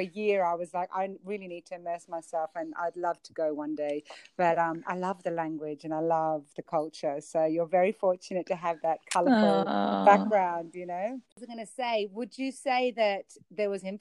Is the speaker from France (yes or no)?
no; Australia; accent: Aussie; I have an Aussie accent, but I'm very connected deeply with my Greek heritage